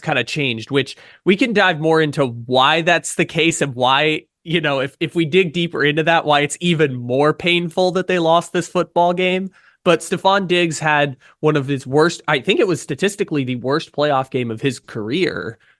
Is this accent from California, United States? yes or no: yes; San Diego, California, United States; growing up in San Diego